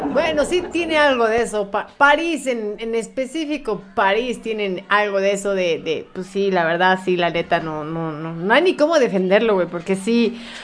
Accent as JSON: {"language": "Spanish", "country": "Mexico", "said": "Soy de México"}